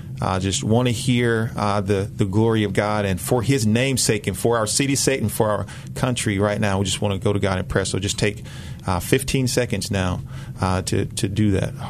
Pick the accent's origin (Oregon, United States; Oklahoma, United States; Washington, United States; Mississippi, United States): Mississippi, United States; Southaven; moved away as an adult; now in Memphis, United States; I grew up in South Haven, Mississippi, which is the Mid-South area. So about 30 minutes from where I stay now.